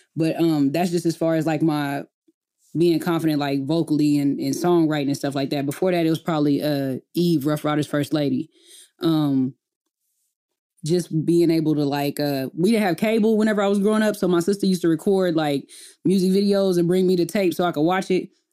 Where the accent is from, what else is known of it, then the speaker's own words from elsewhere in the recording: Enid, Oklahoma, United States; moved away as an adult; I grew up in a small town called Enid, Oklahoma.